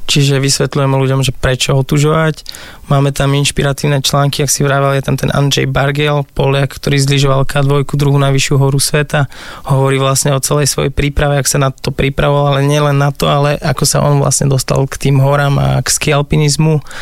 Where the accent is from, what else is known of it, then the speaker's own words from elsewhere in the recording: Žilina Region, Slovakia; ja som z Oravy, a oco nám stával také uh, tunele v snehu, kde sme sa nah- nah- naháňali